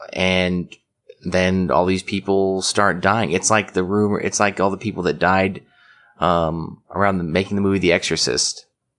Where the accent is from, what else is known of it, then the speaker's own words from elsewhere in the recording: Lake Stevens, Washington, United States; I'm from the Pacific Northwest.